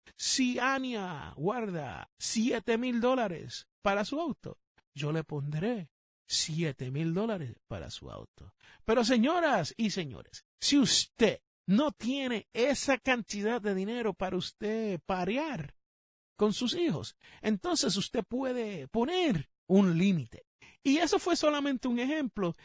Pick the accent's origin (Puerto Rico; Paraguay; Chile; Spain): Puerto Rico; now in United States; en el país donde yo me crié, en la isla del encanto